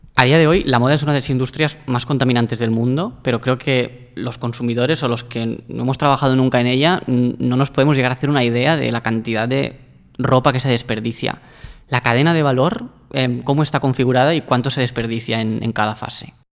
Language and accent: Spanish; Barcelona, Catalonia, Spain; now in Madrid, Spain; nosotros dos somos de Barcelona